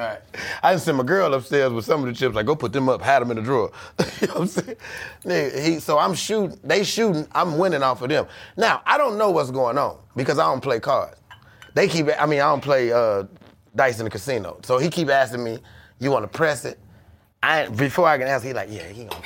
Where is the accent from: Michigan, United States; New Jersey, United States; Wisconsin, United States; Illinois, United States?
Illinois, United States; Chicago; I'm from Chicago.